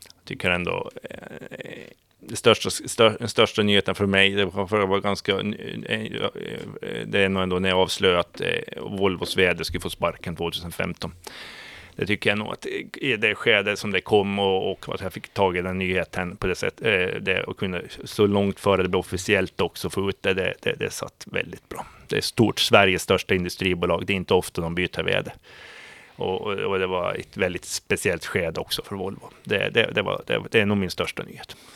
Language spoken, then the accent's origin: Swedish; Åland Islands; som ålänning